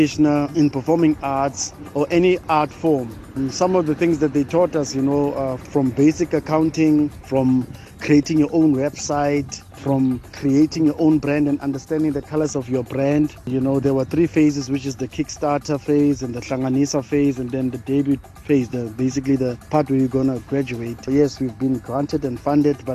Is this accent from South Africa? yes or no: yes; Bloemfontein, Free State, South Africa; I am originally from Heidedal, Free State, Bloemfontein